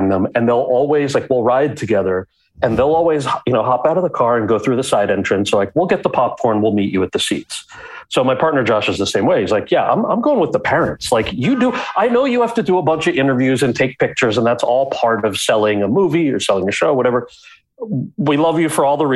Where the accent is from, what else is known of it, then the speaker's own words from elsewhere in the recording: outside of New York City, United States; I grew up outside of New York City